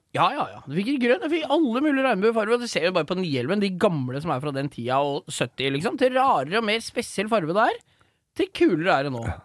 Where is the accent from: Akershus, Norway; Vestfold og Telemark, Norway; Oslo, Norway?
Akershus, Norway; Romerike